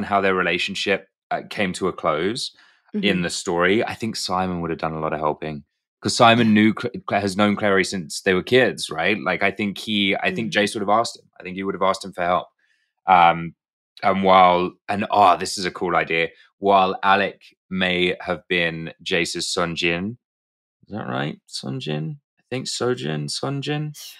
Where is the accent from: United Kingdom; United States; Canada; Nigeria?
United Kingdom; That's better than my British accent, and I'm British.